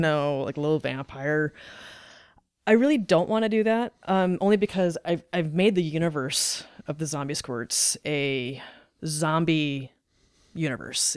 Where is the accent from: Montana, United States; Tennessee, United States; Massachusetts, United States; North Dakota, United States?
North Dakota, United States; moved away as an adult; also born or lived in Highland Park, Illinois / Fort Collins, Colorado / Nebraska; now in Omaha, United States; I was born in Highland Park, Illinois. I lived th- I lived in Illinois till I was about nine, and then my parents separated. We moved up to North Dakota